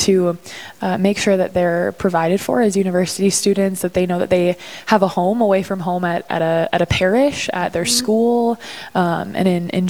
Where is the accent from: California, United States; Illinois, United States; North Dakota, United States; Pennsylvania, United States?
North Dakota, United States; Dickinson; also born or lived in Irving, Texas; So I grew up here in Dickinson, graduated from Trinity Catholic Schools.